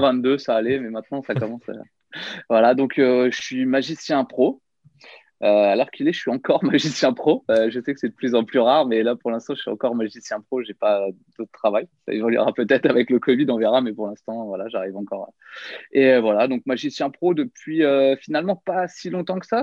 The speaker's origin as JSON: {"language": "French", "area": "Nièvre", "region": "Bourgogne-Franche-Comté", "country": "France", "tie": "born or raised there", "also_born_or_lived": "near Paris", "moved": "as an adult", "said": "j'ai grandi ouais, dans la Nièvre, une petite ville de, de 5000 habitants"}